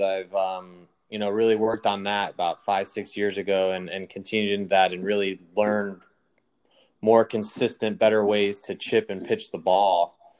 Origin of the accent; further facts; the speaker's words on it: Nebraska, United States; growing up in Nebraska